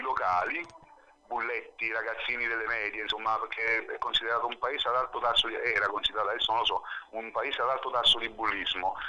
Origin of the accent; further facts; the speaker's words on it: Naples, Campania, Italy; moved away as an adult; now in Alghero, Italy; io sono di Napoli centro